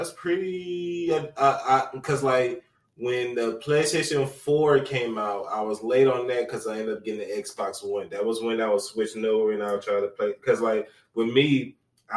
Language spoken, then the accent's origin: English; North Carolina, United States; I'm from the United States